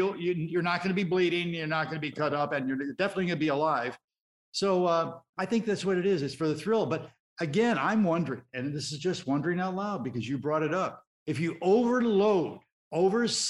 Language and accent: English; Chicago, Illinois, United States; I grew up in Chicago in the south side of the city, in an area called Gage Park